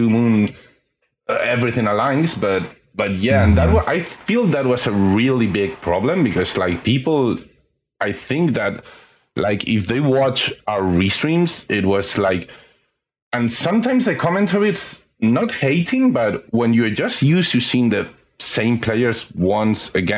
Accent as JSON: {"language": "English", "country": "Spain", "tie": "born or raised there", "said": "I've been in Spain my whole life and I'm 35."}